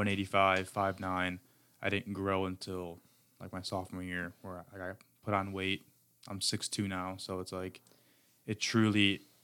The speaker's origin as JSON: {"language": "English", "town": "Chicago", "region": "Illinois", "country": "United States", "moved": "as an adult", "said": "I'm from Chicago, Illinois."}